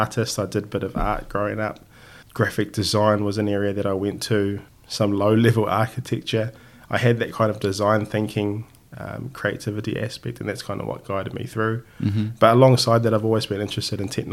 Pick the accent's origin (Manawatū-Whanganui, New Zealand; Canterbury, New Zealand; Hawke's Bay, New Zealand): Hawke's Bay, New Zealand; Hastings; I grew up in Hastings, or back up in the Hawke's Bay in the North Island